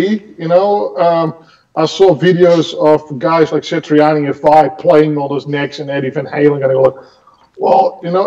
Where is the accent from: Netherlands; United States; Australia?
Netherlands; Enschede, Overijssel; a music store in my hometown in Enschede